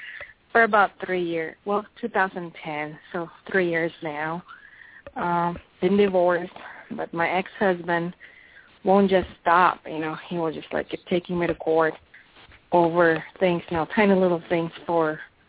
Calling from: New Mexico, United States; from New Mexico.

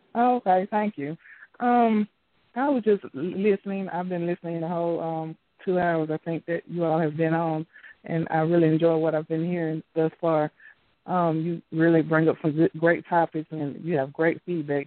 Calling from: Alabama, United States; I'm calling from Alabama.

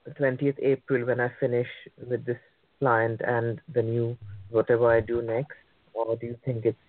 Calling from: United Kingdom; I'm calling from the UK.

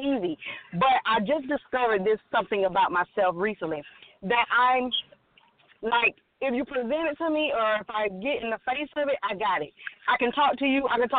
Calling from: Alabama, United States

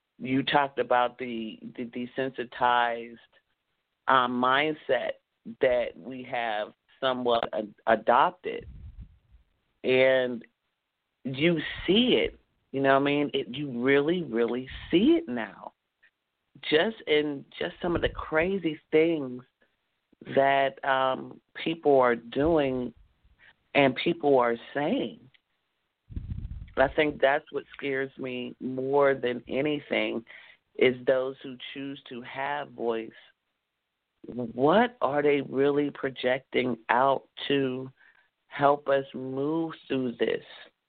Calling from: Douglasville, Georgia, United States; From Hotlanta, okay. Douglasville in the house.

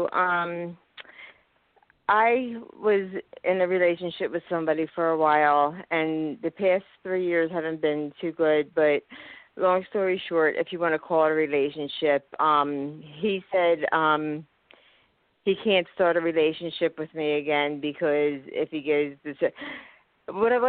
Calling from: Philadelphia, Pennsylvania, United States; Yes, I live in Philadelphia

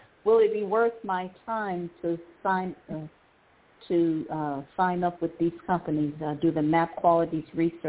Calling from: Cleveland, Ohio, United States; I'm calling from Cleveland, Ohio.

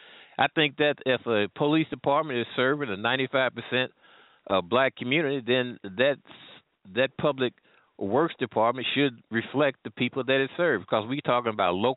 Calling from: St. Louis, Missouri, United States; I'm calling here from the St. Louis area, not too far from Ferguson

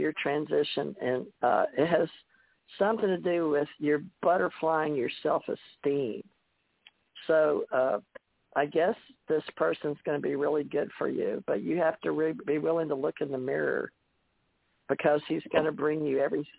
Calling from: Ohio, United States; I'm from Ohio.

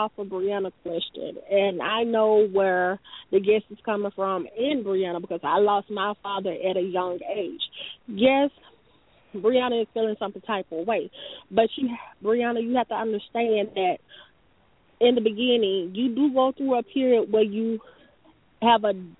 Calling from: Atlanta, Georgia, United States; I'm calling from Atlanta, Georgia.

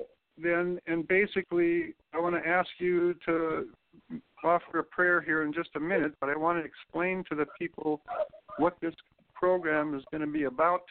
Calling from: Santa Barbara, California, United States; I'm calling from Santa Barbara today.

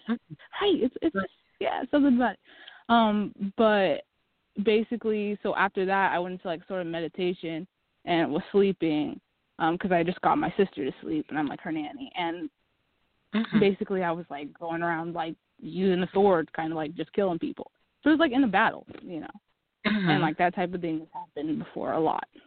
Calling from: Oregon, United States

